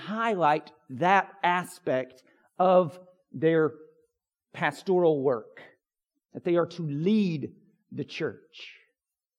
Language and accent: English; United States; I'm an American individual